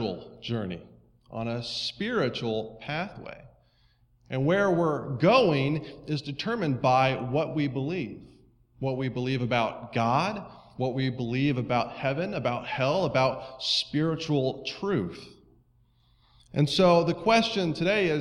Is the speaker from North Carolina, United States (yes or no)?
no; Estes Park, Colorado, United States; I grew up in Colorado